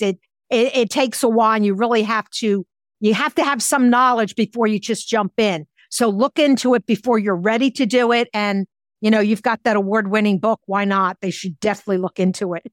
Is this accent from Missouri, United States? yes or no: no; Philadelphia, Pennsylvania, United States; I'm from Philadelphia. We had lots of libraries 'cause it's a huge city